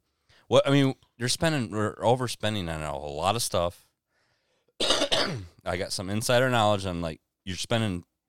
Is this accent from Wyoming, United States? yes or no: no; Deerfield, Michigan, United States; moved away as an adult; now in Blissfield, United States; we come from poorer areas. I come from Deerfield.